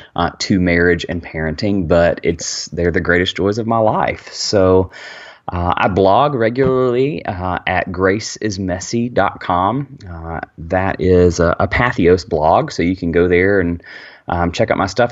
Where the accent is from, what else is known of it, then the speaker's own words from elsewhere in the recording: Birmingham, Alabama, United States; I am from Birmingham, Alabama